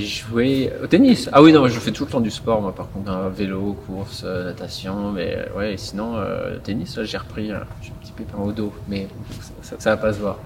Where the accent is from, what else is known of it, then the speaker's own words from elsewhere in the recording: Provence-Alpes-Côte d'Azur, France; chez moi en Provence